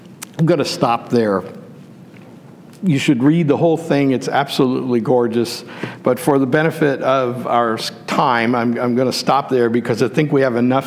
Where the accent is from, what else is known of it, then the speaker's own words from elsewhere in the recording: Western Pennsylvania, United States; When I was a child, growing up in Western Pennsylvania